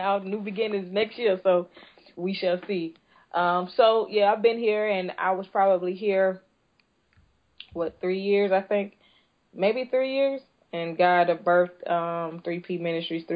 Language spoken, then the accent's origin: English; Tampa, Florida, United States; also born or lived in Fort Walton Beach, Florida; I'm originally from Tampa, Florida. I moved from here when I was about 12 years old to the panhandle, to a city called Fort Walton Beach